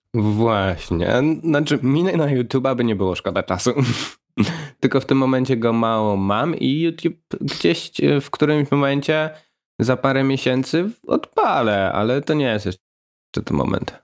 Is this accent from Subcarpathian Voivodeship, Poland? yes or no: yes; Łańcut, Subcarpathian Voivodeship, Poland; Niedaleko Rzeszowa. Małe miasteczko malownicze o nazwie Łańcut